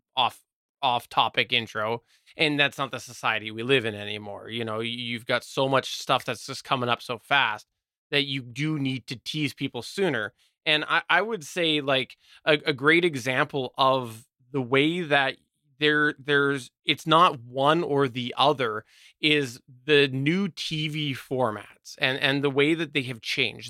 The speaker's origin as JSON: {"language": "English", "country": "Canada", "said": "I'm Canadian"}